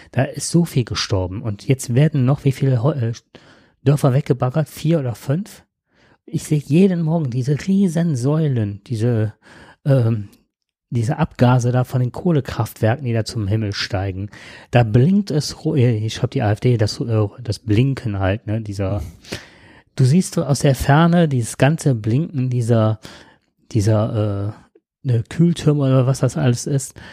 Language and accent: German; Nettetal, North Rhine-Westphalia, Germany; ich komme aus Nettetal, das ist jetzt nicht so weit weg, da sind so viele Moore trockengelegt worden.